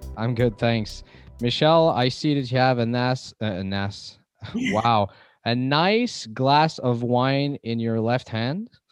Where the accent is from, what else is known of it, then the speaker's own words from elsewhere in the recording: Canada; I'm from Canada